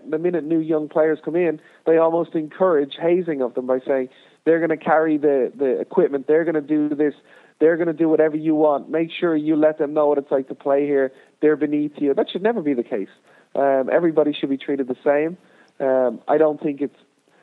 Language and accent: English; Ireland; moved away as an adult; also born or lived in United States; growing up in Ireland and playing in League of Ireland